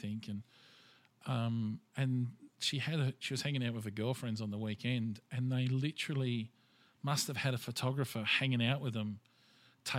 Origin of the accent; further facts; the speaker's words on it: Australia; I'm Australian and I'm proud of it